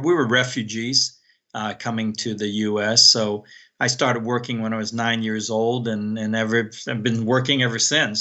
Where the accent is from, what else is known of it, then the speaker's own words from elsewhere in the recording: San Francisco, California, United States; also born or lived in Hong Kong; I grew up in San Francisco